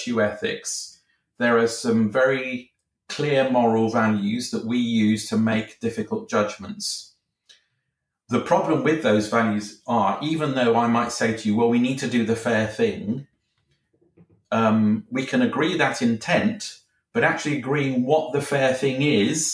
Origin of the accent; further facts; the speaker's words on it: United Kingdom; I'm a Brit. I live in Britain.